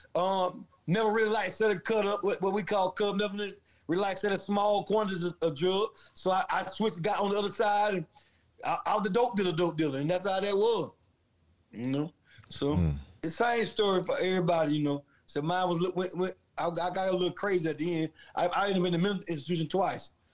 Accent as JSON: {"language": "English", "town": "Valdosta", "region": "Georgia", "country": "United States", "tie": "born or raised there", "also_born_or_lived": "Atlanta, Georgia / Ohio", "said": "I'm from Valdosta, Georgia. Um, I'm a country boy who grew up in the streets."}